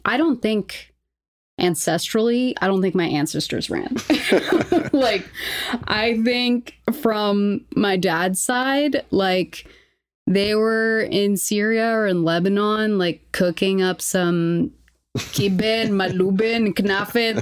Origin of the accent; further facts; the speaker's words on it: Lima, Peru; moved away; also born or lived in New York; I grew up in Lima, Peru, so shout out to Markham College